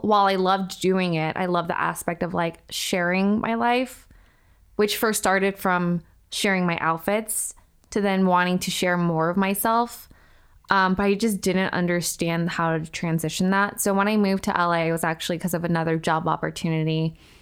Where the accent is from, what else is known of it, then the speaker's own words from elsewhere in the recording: Irvine, California, United States; moved away as an adult; now in Los Angeles, United States; I did a bulk of, like, my substantial growing up in Irvine